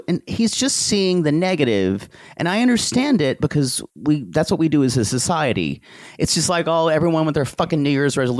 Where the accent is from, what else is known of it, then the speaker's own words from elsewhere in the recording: the South, United States; growing up in the South meant never congratulating yourself on anything